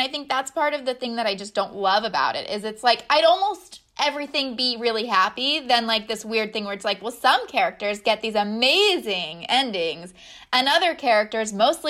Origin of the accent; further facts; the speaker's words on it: United States; I'm American.